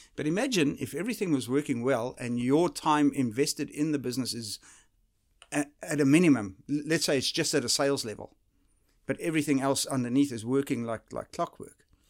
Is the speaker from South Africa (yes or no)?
yes; South Africa; moved away; the type of uh, environment that I grew up in South Africa